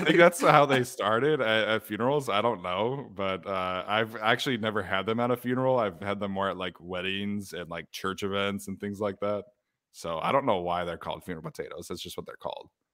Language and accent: English; Utah, United States; I grew up in Utah